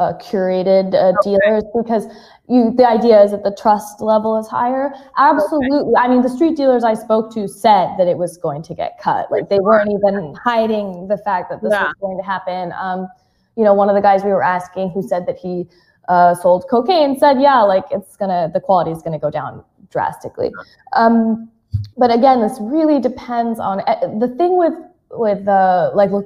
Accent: United States; moved away; I'm American, but I live abroad

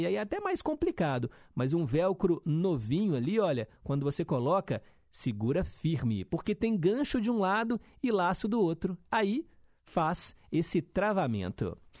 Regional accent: Brazil; lá no Milionários, né, que é onde eu cresci

